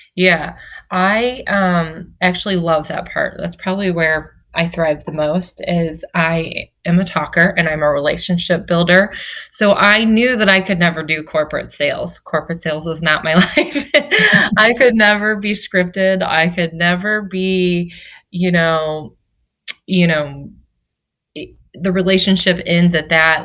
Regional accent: St. Louis, Missouri, United States; moved away as an adult; now in Florida, United States; I'm from St. Louis. My husband's from Kansas City. And we moved down here a couple years ago.

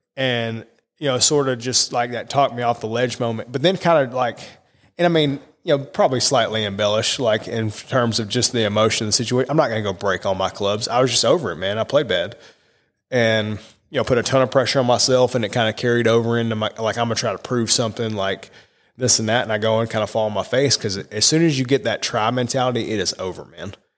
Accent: Massachusetts, United States; I was born in Massachusetts.

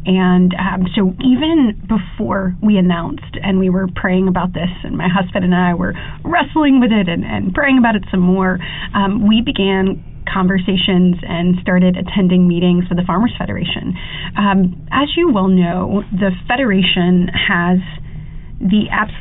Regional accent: Coffee County, Alabama, United States; I'm obviously from Coffee County

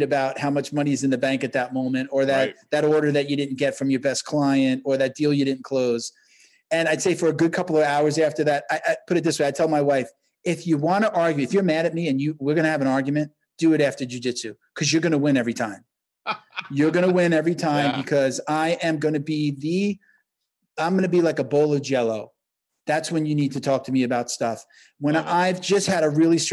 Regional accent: New York, United States; I'm from New York

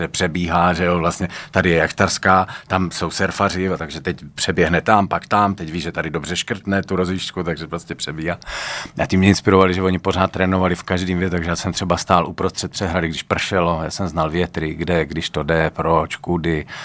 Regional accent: Brno, South Moravian Region, Czechia; accent: Brno; moved away as an adult; now in Prague, Czechia; 14 let bydlím v Praze, ale tak, ale můžu mluvit brněnsky

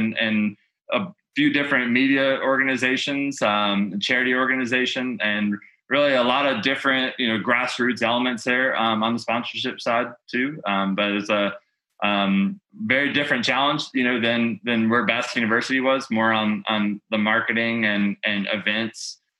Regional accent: Grand Rapids, Michigan, United States; also born or lived in Georgia; No, I did pick up the accent there though. So I was born in Grand Rapids, Michigan, you know

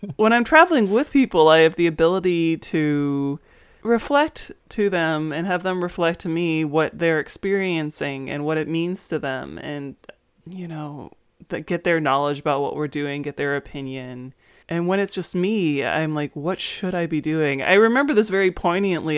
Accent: Maryland, United States; growing up in Maryland

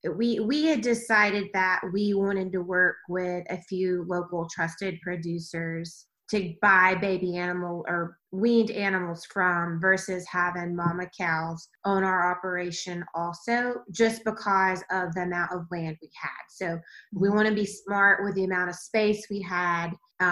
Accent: Georgia, United States; also born or lived in Texas; Kyle's from Texas, I'm from Georgia.

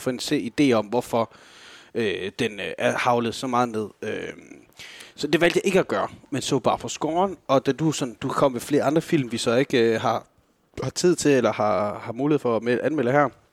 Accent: Denmark

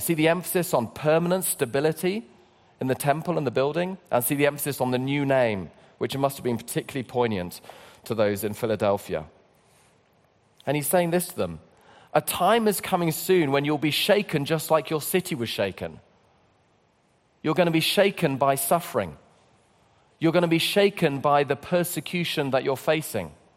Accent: London, United Kingdom; I come from London

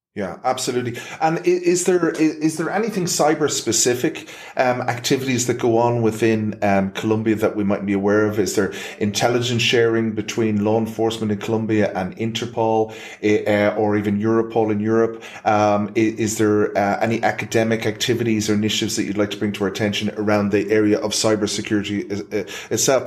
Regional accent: Ireland; as an Irishman

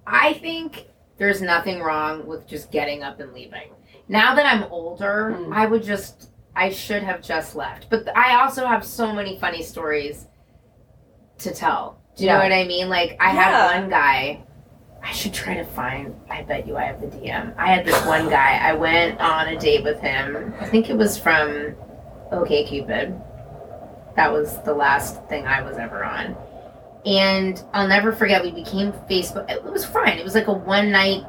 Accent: San Francisco, California, United States; I'm from San Francisco

